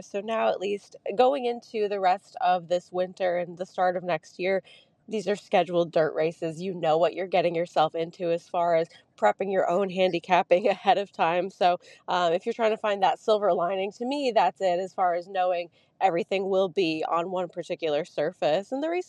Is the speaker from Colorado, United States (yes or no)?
no; New York, United States; also born or lived in Kentucky; I grew up in New York, so it's kind of like coming home to the cold, dark winters.